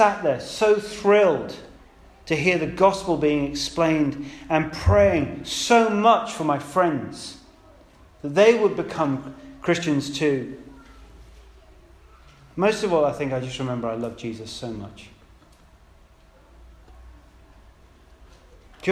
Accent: United Kingdom; I'm British

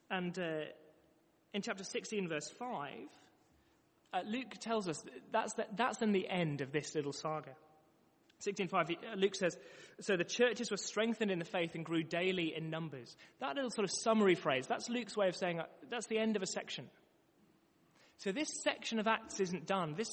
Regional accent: London, United Kingdom; now in Manchester, United Kingdom; before living in Manchester, I came from London.

